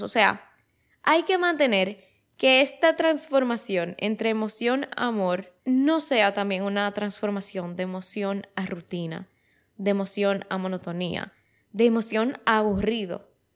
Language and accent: Spanish; Dominican Republic; aquí en mi país, en República Dominicana